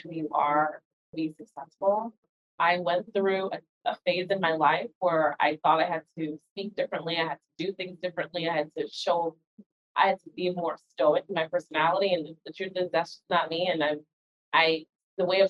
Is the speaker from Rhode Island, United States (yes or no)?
no; New York City, New York, United States; I was born in the Bronx, New York to two parents from the Caribbean